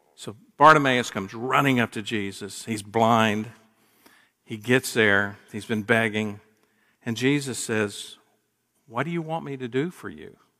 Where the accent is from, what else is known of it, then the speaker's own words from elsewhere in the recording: Gainesville, United States; moved away; Kathy and I grew up in Gainesville and then were away for, uh, thirty-five years